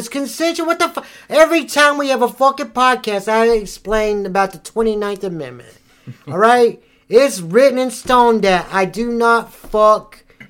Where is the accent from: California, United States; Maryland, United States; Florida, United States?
Florida, United States; No, I'm not. I've been born and raised in Florida. I've been here for all my life until I came from North Carolina.